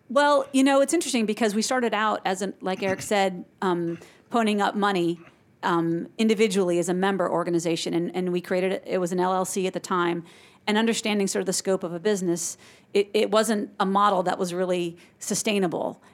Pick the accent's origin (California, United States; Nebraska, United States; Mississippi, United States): California, United States; Silicon Valley; now in Augusta, United States; growing up in Silicon Valley